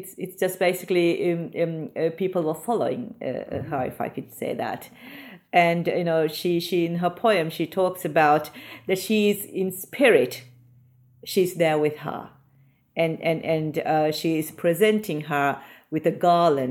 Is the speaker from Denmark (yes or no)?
no; Maldives; moved away as an adult; now in United Kingdom; I was born in the Maldives and I spent my school, I did my schooling there